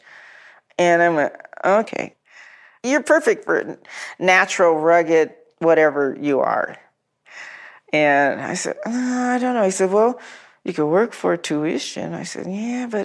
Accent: Colorado, United States; moved away as an adult; now in Los Angeles, United States; I'm from Colorado.

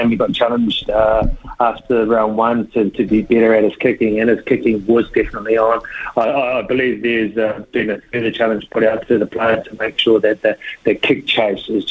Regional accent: Queensland, Australia; I'm a Queenslander

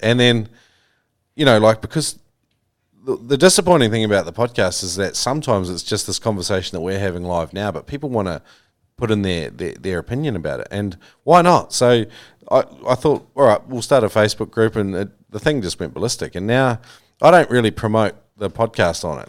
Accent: New Zealand; I grew up with in New Zealand

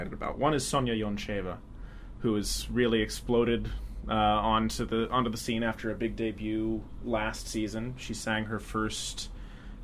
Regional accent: Philadelphia, Pennsylvania, United States; I'm from Philadelphia

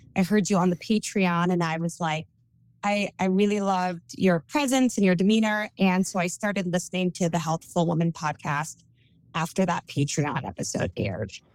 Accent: California, United States; accent: Valley Girl; moved away as an adult; also born or lived in Memphis / the South; I'm from California, born and raised.

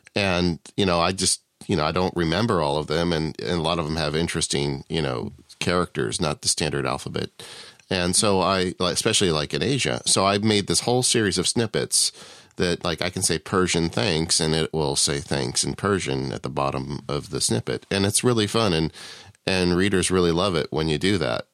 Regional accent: Southern California, United States; I'm from Southern California

